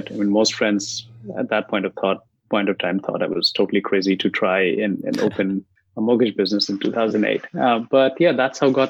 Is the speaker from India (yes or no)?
yes; India; English is a second language; moved away as an adult; now in San Jose, United States; I was um, about 18 months in the country. I moved from India